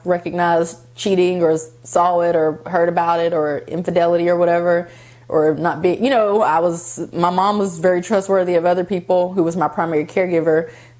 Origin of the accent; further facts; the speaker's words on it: Columbus, Ohio, United States; born there; also born or lived in West Virginia; I was born in Columbus, Ohio, and I also lived in West Virginia, and now I live in Georgia. So I consider all three of them to be like home.